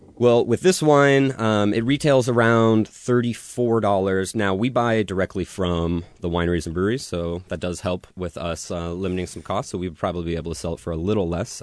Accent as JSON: {"language": "English", "town": "Woodinville", "region": "Washington", "country": "United States", "tie": "born or raised there", "said": "I'm from Woodinville, born and raised."}